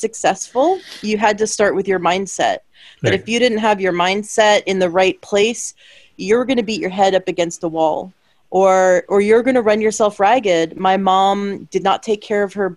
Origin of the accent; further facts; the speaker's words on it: Canada; I'm from Canada